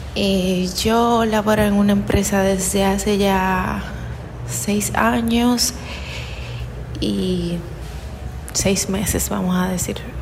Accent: Dominican Republic; soy de República Dominicana.

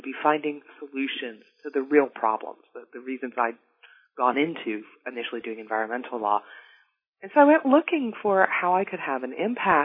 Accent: Dallas, Texas, United States; I grew up in North Dallas, the daughter of two university professors

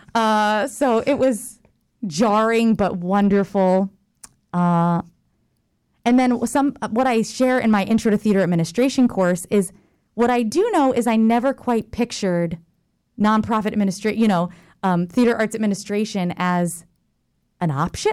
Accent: Jacksonville, Florida, United States; I'm from Jacksonville, Florida.

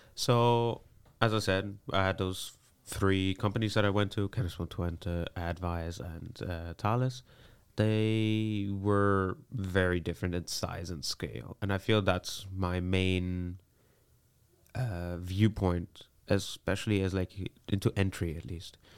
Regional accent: Vienna, Austria; moved away as an adult; now in Netherlands; I was born in Austria, in Vienna. Uh, I lived there most of my life.

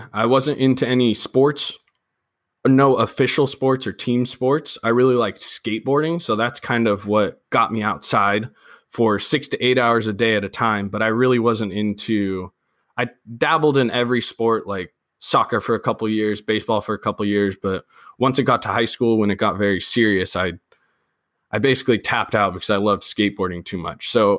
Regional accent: Sacramento, California, United States; I'm from Sacramento. I'm in the Citrus Heights area, which is a very, very beautiful Providence area of Sacramento

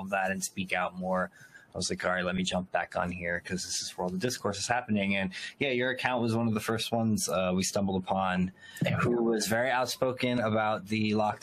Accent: Elizabeth, New Jersey, United States; I'm from Elizabeth, so I'm not from a small town. I'm from, the city

